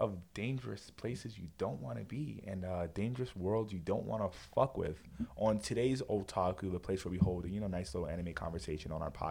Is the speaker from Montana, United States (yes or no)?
no; New York City, New York, United States; growing up in the Bronx is crazy